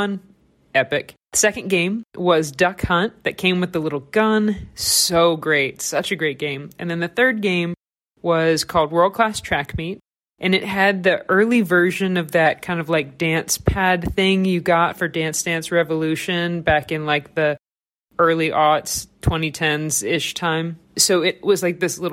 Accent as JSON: {"language": "English", "region": "the South", "country": "United States", "said": "I'm from the South, so we add egg to our mac and cheese"}